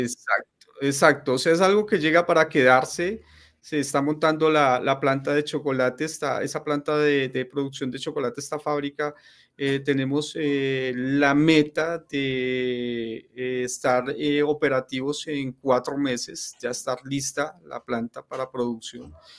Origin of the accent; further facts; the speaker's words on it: Colombia; also born or lived in Ecuador / Europe; soy, soy colombiano, soy ah, colombiano en estos momentos, en estos momentos estoy en Cali, estoy en Cali, Colombia, que es donde tengo pues, mi familia.